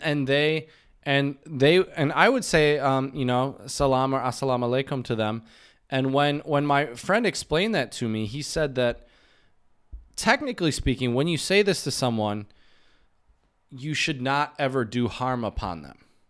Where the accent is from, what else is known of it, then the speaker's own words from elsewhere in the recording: United States; in the States, we use "How are you" more like a greeting